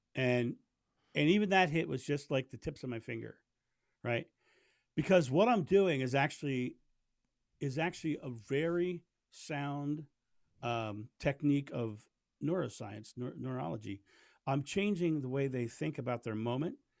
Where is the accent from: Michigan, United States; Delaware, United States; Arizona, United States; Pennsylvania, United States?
Delaware, United States; Rehoboth Beach; now in Fairlawn, United States; I grew up in Rehoboth Beach, Delaware, which is a beautiful